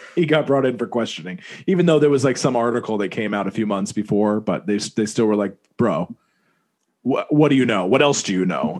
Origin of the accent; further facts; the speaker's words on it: Vermont, United States; moved away; also born or lived in New York City; I didn't grow up in New York City, but you know I was raised in Vermont, but I grew up in New York City, right?